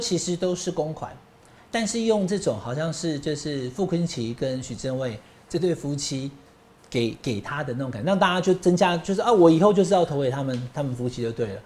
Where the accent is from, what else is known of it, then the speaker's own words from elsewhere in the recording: Taichung, Taiwan; first language Taiwanese Hokkien; 因为我台中啊，我是讲闽南语的